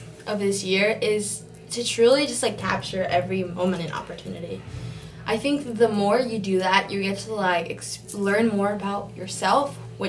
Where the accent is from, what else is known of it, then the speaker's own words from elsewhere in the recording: Downey, California, United States; No, it's kind of funny, though, because when I tell people that I'm from Downey, they're like, no way, you go to Downey?